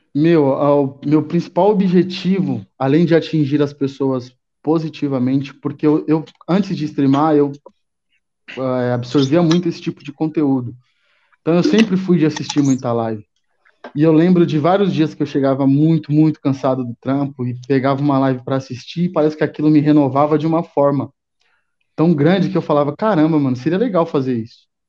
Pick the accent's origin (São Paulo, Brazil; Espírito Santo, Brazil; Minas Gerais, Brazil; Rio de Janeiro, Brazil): São Paulo, Brazil; Sou de São Paulo, São Paulo, São Paulo, capital e estado também. Moro aqui mais pela zona sul de São Paulo